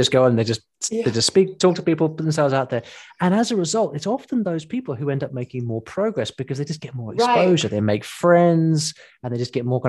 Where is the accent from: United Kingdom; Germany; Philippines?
United Kingdom; We in the UK have that exact same problem, because we're not British people are not the best foreign exports